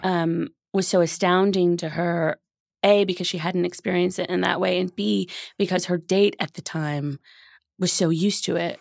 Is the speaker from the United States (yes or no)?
yes; Los Angeles, California, United States; grew up in Los Angeles and I grew up in Hollywood